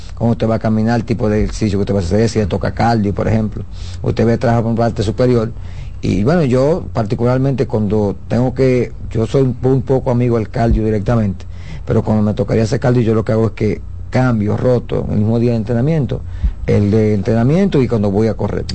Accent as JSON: {"language": "Spanish", "country": "Dominican Republic", "said": "nosotros como dominicanos"}